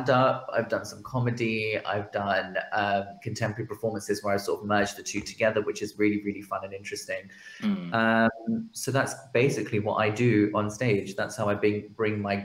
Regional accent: United Kingdom; we as British South Asians also come from this mixed culture

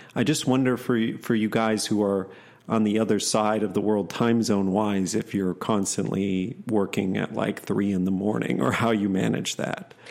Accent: Madison, Wisconsin, United States; also born or lived in Oshkosh, Wisconsin; I was born up in Oshkosh for the first eight years and then down in Madison ma, area for the rest till I was eighteen.

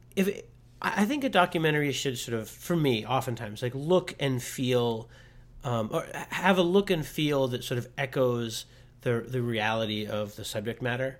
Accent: Pittsburgh, Pennsylvania, United States; I grew up near Pittsburgh, so, like, Mister Rogers' neighborhood

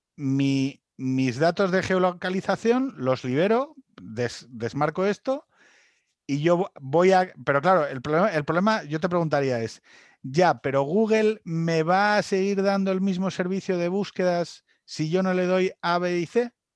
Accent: Asturias, Spain; como asturiano

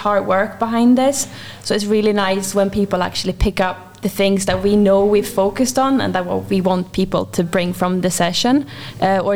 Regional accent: Glasgow, Scotland, United Kingdom; we're from Scotland, Glasgow.

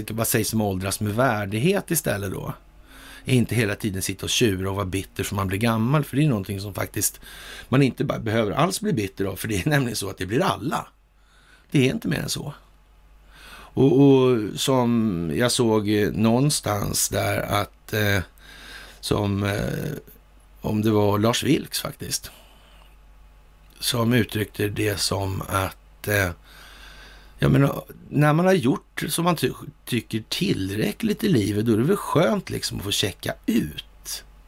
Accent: Sweden; som svensk

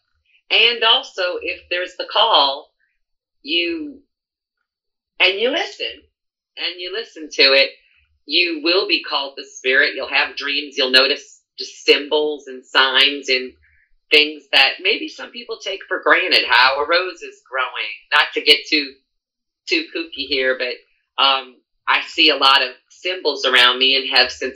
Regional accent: New Orleans, Louisiana, United States; I'm born and raised in New Orleans

